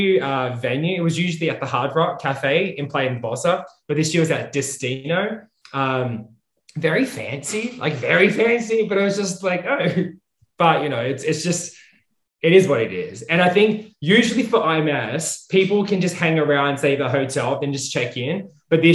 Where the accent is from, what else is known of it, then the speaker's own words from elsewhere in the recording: Australia; moved away; I'm from Australia originally